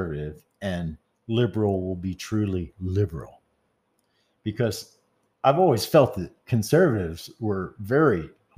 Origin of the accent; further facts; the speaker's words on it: the South, United States; I come from the South